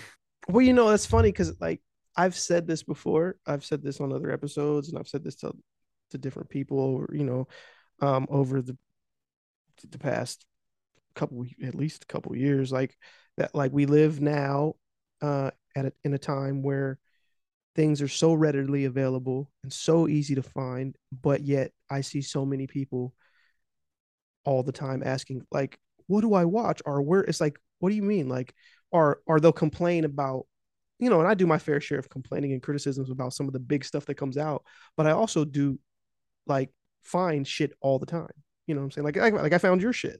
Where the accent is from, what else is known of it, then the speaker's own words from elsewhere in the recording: United States; I'm just from America